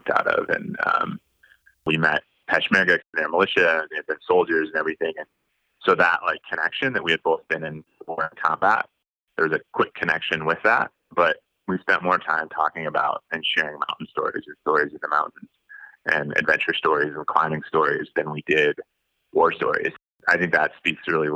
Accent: Eastern South Dakota, United States; now in Utah, United States; I grew up in Eastern South Dakota.

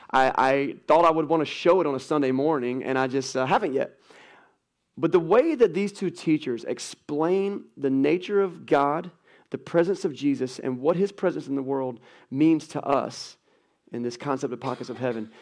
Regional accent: United States; American Christians

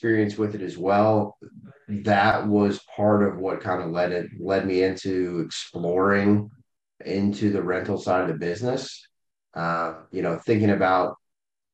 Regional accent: Carmel, Indiana, United States; also born or lived in Chicago; I'm from Carmel. I was born and raised on the north

